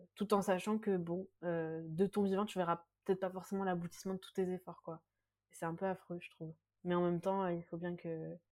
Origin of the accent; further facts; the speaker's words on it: France; je suis moi-même aussi née et j'ai grandi en France